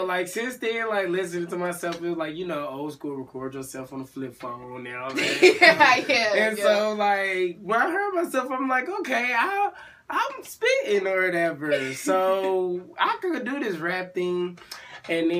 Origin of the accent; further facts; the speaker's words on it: California, United States; moved away; Growing up in Cali